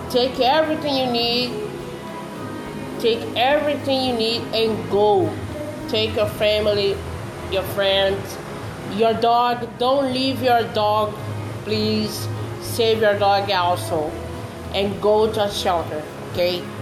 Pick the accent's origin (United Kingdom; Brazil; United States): Brazil; English is a second language